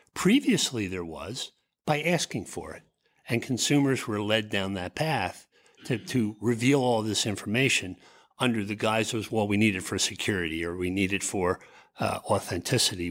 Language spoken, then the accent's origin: English; Philadelphia, Pennsylvania, United States; I grew up in the Philly area.